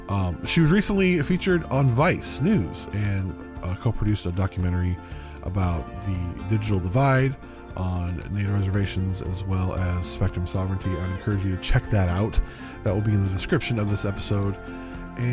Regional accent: Phoenix, Arizona, United States; also born or lived in Las Vegas, Nevada / southern Oregon; now in Oregon, United States; I lived around there. I lived, I was born in Phoenix, Arizona, and I lived in Las Vegas for years.

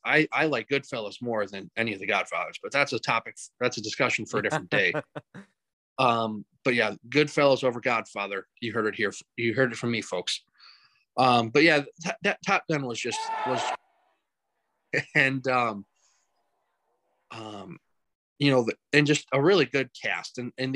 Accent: Carolina, United States; And then, church just kind of, growing up in Carolina there, just, being a straggler, going all over the place

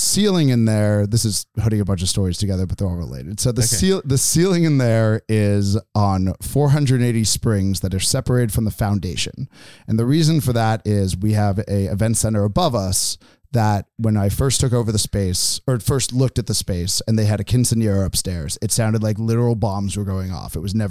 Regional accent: East Coast, United States; also born or lived in San Francisco; you know, I'm initially from the East Coast and then lived in San Francisco and then moved up here to open this venue.

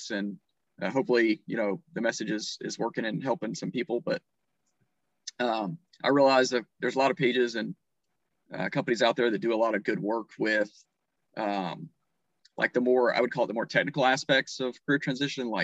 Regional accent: North Carolina, United States; I was born and raised in North Carolina, lived on my grandparents' farm

